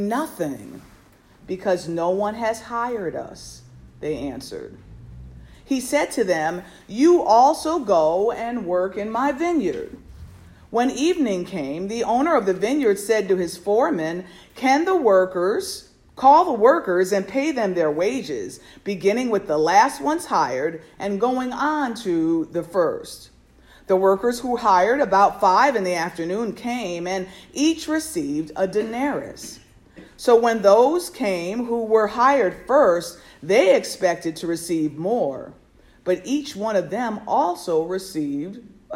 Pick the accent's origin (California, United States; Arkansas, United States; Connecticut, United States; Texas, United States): Connecticut, United States; Norfolk; I was born and raised up in Norfolk, Connecticut, a small town nestled in the northwest corner of our state